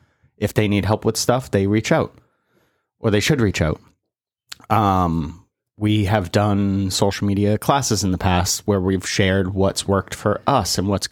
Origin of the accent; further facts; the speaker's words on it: North Carolina, United States; But I'm from North Carolina and I'm not coming back.